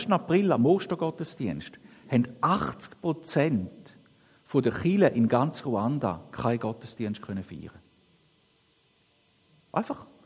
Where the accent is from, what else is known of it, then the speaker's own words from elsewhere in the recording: Switzerland; Und ich glaube, das ist etwas, wo wir als Schweizer, wo ich mir immer wieder selber sage, es gibt so viele Sachen in unserem Land